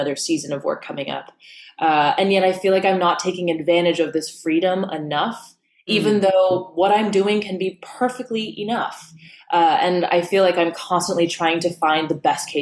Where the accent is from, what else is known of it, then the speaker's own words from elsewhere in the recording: New York, United States; also born or lived in Los Angeles; I grew up in New York, but my dad ended up getting a job